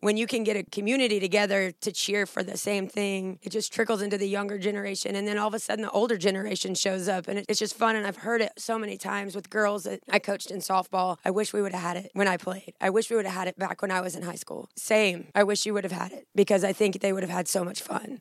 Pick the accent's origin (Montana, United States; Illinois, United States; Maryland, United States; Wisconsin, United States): Illinois, United States; Southern; moved away as an adult; also born or lived in Jackson, Tennessee; now in Northeast Mississippi, United States; I grew up in Illinois, uh, Southern Illinois. Was there my whole life.